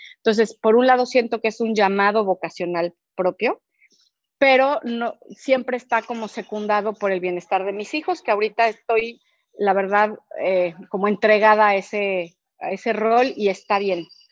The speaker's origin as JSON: {"language": "Spanish", "town": "Cuernavaca", "region": "Morelos", "country": "Mexico", "said": "yo soy de Cuernavaca"}